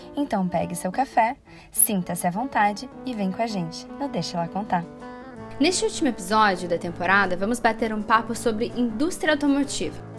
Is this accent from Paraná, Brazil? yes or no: yes; Curitiba, Paraná, Brazil; moved away as an adult; now in Paris, France; sou curitibana, mas atualmente eu moro em Paris